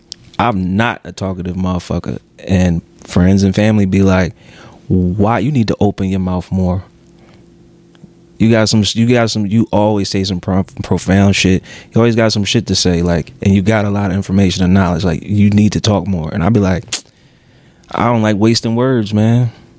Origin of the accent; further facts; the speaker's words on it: Philadelphia, Pennsylvania, United States; I'm from Philly, dog.